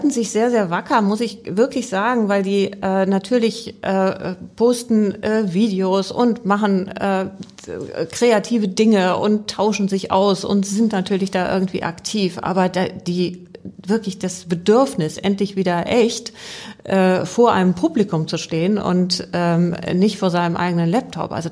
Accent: Rhineland, Germany; born there; Ich bin ähm, im Rheinland geboren und äh

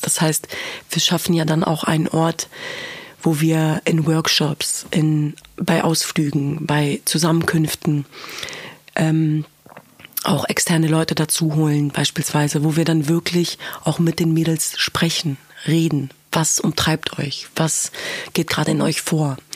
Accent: Germany; Ich bin in diesem Land geboren und aufgewachsen. Ich bin Deutsche

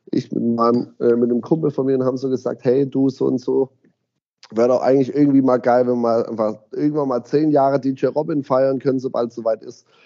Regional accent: Ditzingen, Baden-Württemberg, Germany; ich komme aus Ditzingen, bin Urditzinger, bin in Ditzingen aufgewachsen, wohne immer noch in Ditzingen, mache in Ditzingen mein Zehnjähriges

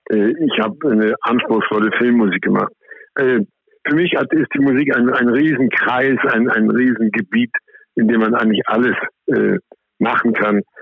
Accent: Austria; ich bin ja in Österreich aufgewachsen und habe ein großes Herz für die österreichische Volksmusik.

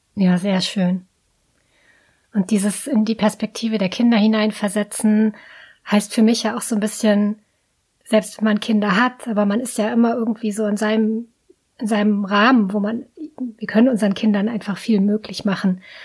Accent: near the Heide Park, Lower Saxony, Germany; first language German; ich bin in der Nähe aufgewachsen

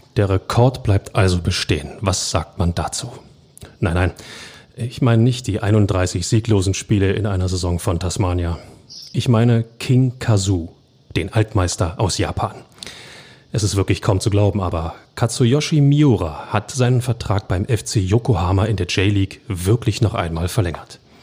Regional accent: Berlin, Germany; als Hertha-Fan sowieso, aber auch als Berliner

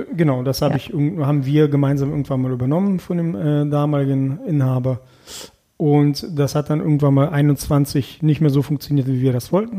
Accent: Erkelenz, North Rhine-Westphalia, Germany; also born or lived in Krasnoyarsk, Russia / Kazakhstan; Erkelenz ist etwas, ja, das ist meine Heimat. Auch wenn ich gebürtig woanders herkomme, ist es trotzdem meine Heimat.

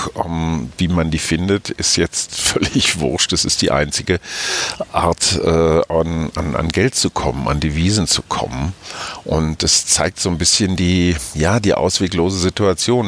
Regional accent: Germany; Bei uns in Deutschland

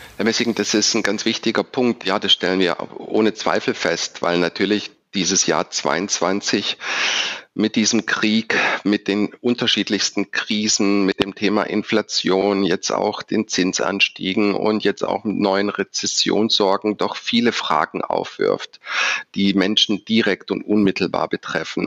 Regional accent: Stuttgart, Baden-Württemberg, Germany; also born or lived in Düsseldorf; Als Schwabe bezeichne ich mich deshalb, weil ich in Stuttgart geboren und aufgewachsen bin

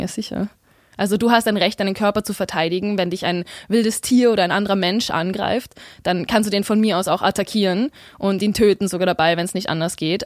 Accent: Vienna, Austria; Ich bin in Wien aufgewachsen

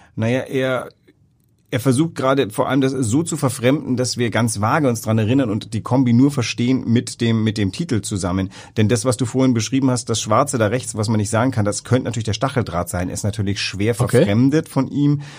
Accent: West Germany, Germany; als Wessi

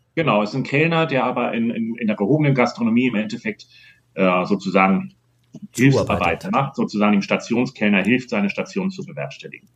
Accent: Hamburg, Germany; moved away; Ich fühle mich noch als Hamburger

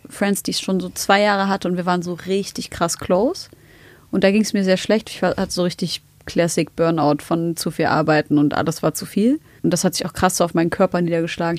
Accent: Germany; ich bin in Deutschland geboren

